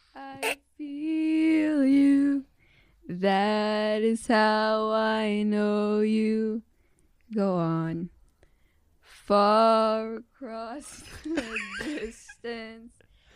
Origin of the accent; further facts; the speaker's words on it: Cebu, Central Visayas, Philippines; I'm from Cebu.